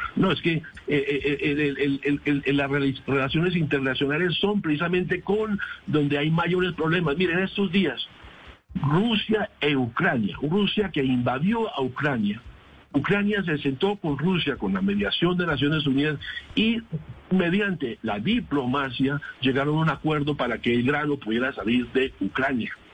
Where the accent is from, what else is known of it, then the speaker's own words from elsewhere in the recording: Colombia; como colombiano